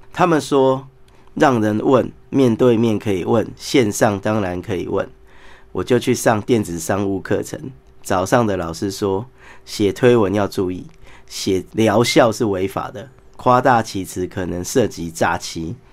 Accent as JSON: {"language": "Chinese", "town": "Taipei", "country": "Taiwan", "said": "我是台北人"}